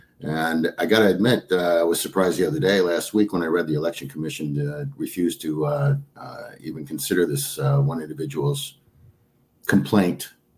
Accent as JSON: {"language": "English", "town": "Trenton", "region": "Michigan", "country": "United States", "tie": "born or raised there", "also_born_or_lived": "South Rockwood, Michigan", "moved": "as an adult", "lives_now": "Superior, United States", "said": "I grew up in Trenton, Michigan."}